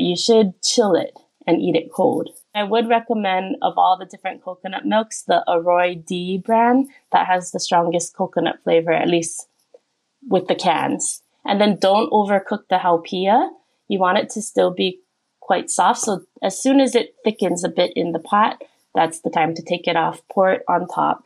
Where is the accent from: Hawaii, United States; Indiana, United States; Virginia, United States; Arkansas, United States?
Hawaii, United States; moved away as an adult; now in Korea; I'm from Hawaii originally, uh, and I've been living in Korea for the past ten years